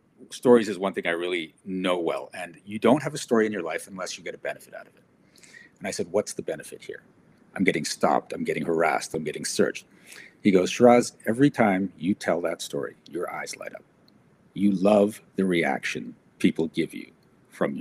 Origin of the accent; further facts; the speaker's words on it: South Africa; now in Canada; I come from South Africa